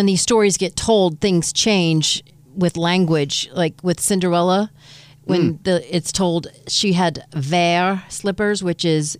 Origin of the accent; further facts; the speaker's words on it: Michigan, United States; I'm from Michigan, so we have the Great Lakes.